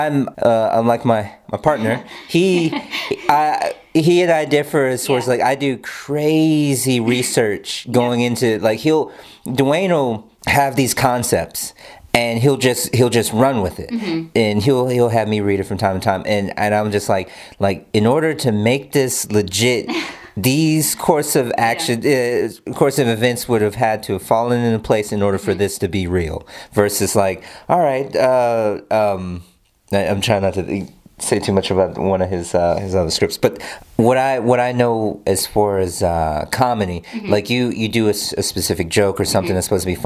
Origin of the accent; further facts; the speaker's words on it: Atlanta, Georgia, United States; I'm from Atlanta forever